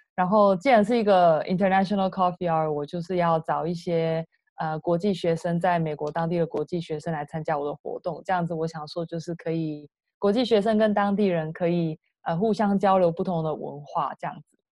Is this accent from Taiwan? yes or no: yes; Taiwan; moved away as an adult; now in United States; 我是台湾人